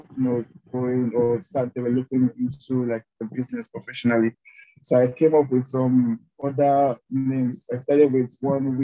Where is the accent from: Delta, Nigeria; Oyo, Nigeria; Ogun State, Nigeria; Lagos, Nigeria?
Delta, Nigeria; also born or lived in Port Harcourt; I'm from Delta State, Nigeria.